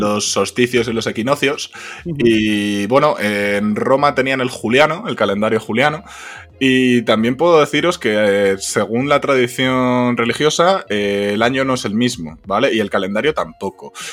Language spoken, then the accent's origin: Spanish; Spain; en España somos imbéciles